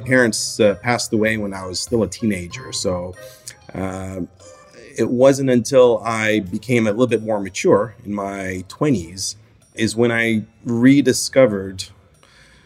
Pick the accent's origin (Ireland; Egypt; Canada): Egypt; now in New Zealand; So I currently live in New Zealand. I've been living there for the past almost 10 years now. And I work as a doctor, as an urgent care physician. But I was born in Egypt.